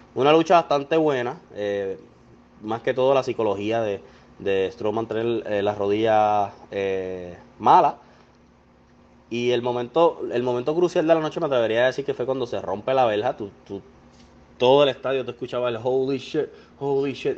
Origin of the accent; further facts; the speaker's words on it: Puerto Rico; soy boricua